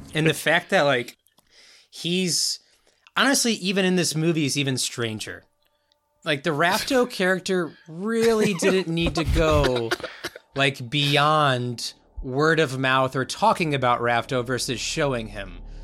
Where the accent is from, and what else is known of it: United States